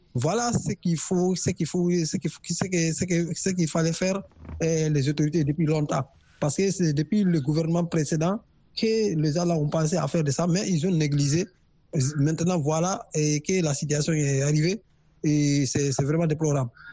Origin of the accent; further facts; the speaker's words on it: Guinea; moved away; je suis un Guinéen aussi j'ai vécu dans ce pays